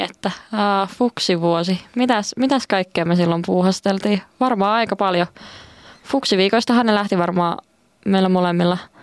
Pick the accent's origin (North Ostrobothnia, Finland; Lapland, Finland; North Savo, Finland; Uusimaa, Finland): North Savo, Finland; Kuopio; moved away as an adult; now in Joensuu, Finland; kotikotiin menin Kuopioon, eli Savosta, Savosta